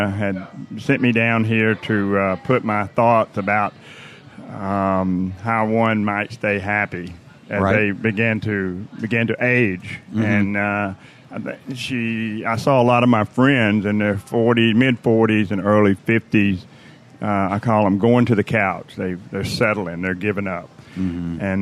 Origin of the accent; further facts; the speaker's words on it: Athens, Georgia, United States; now in 30A, Florida, United States; I grew up around Athens, Georgia